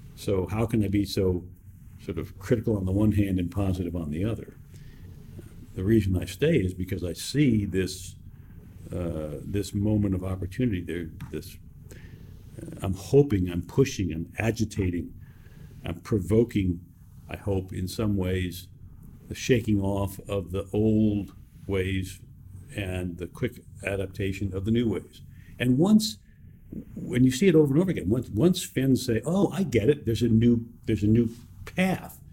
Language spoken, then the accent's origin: English; New York City, New York, United States; I was born and raised in New York City